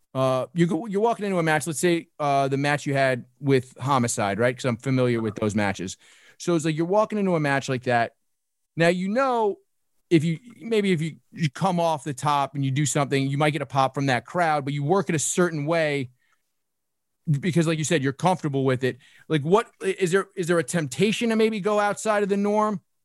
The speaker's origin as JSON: {"language": "English", "town": "New York City", "region": "New York", "country": "United States", "tie": "born or raised there", "said": "I grew up in Brooklyn"}